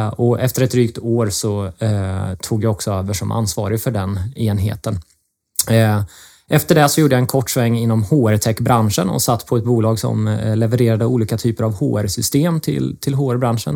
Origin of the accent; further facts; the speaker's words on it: Linköping, Östergötland, Sweden; accent: östgötska; jag kommer från Linköping, kommer säkert höras här under samtalet idag.